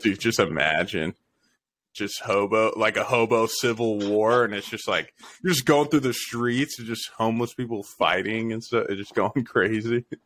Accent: Las Vegas, Nevada, United States; born or raised there

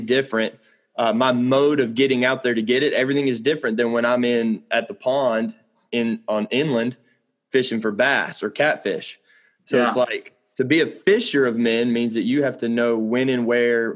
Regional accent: Mobile, Alabama, United States; I come from Lower Alabama. So if you're in Florida, you guys understand, but I'm like on the coast. So Mobile, Alabama

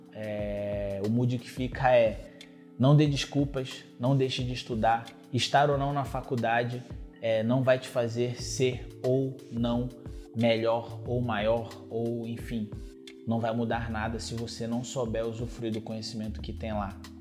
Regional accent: Brazil; é a realidade de onde eu vim

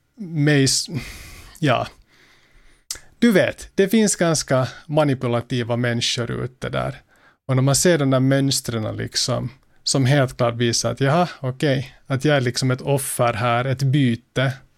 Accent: Finland; Som finländare

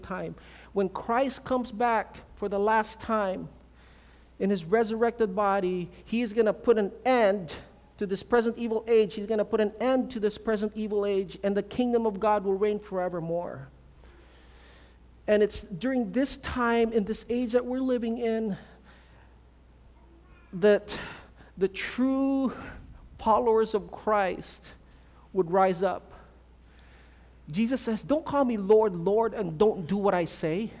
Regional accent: California, United States; moved away; also born or lived in Philippines; I'm, from California

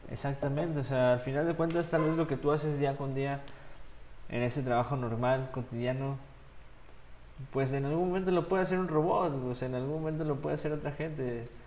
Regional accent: Mexico; tú estás sacando a mi, o sea, mi cuatza, güey, mi pueblo acá, mi México, hacia adelante, güey.

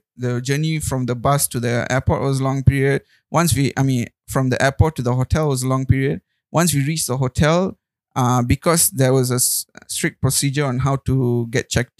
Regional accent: Malaysia; moved away as an adult; also born or lived in Melbourne, Australia; a Malaysian who's so used to spices and the palate we have

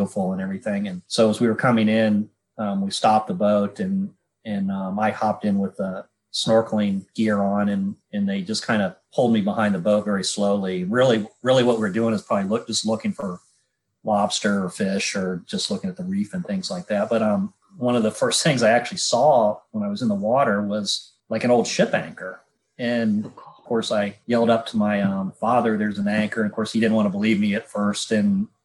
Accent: Florida, United States; I grew up in Florida. I was born and raised here.

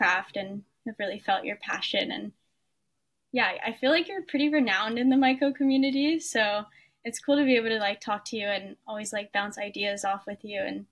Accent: Oahu, Hawaii, United States; I was born and raised on Oahu in Hawaii

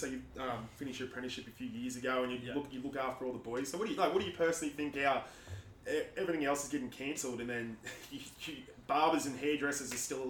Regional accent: Newcastle, New South Wales, Australia; it's kind of like us growing up in Newcastle. I'm born and bred in Newcastle my whole life.

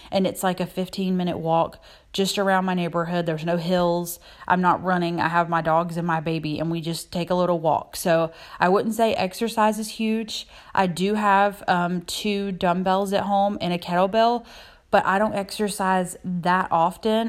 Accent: South Carolina, United States; I'm from South Carolina

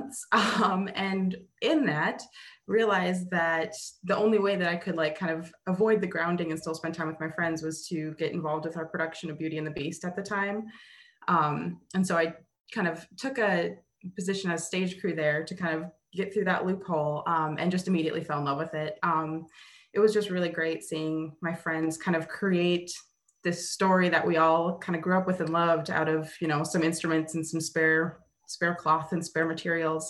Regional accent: Mandan, North Dakota, United States; I grew up in a pretty small town called Mandan, North Dakota

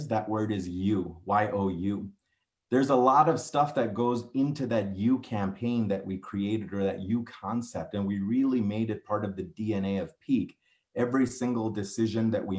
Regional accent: New Orleans, Louisiana, United States; moved away as an adult; also born or lived in Houston, Texas / Virginia / Detroit, Michigan; now in Colorado Springs, United States; I was born in Houston, grew up there for the first few years of my life. Virginia for 4 years, New Orleans for 12 years

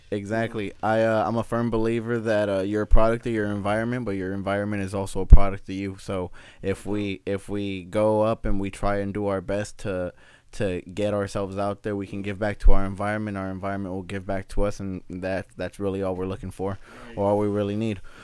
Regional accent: Los Angeles, California, United States; also born or lived in Sacramento; born and raised in South Central Los Angeles

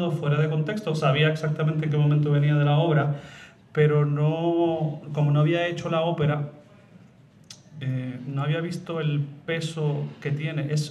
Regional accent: Madrid, Community of Madrid, Spain; born there; Nací en Madrid

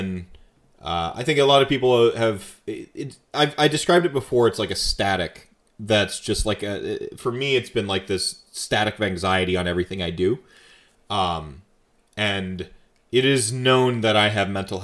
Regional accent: North Carolina, United States; moved away; I was raised in North Carolina for a while

